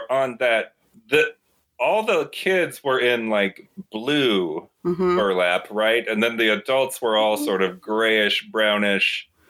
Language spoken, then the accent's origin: English; Montana, United States; Growing up in Montana, you don't meet people from different walks of life very often.